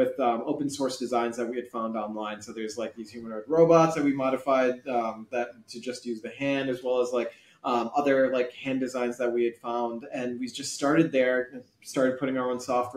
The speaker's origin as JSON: {"language": "English", "area": "Chicago suburbs", "region": "Illinois", "country": "United States", "tie": "born or raised there", "said": "I was born in the Chicago suburbs, but my parents are from Pakistan"}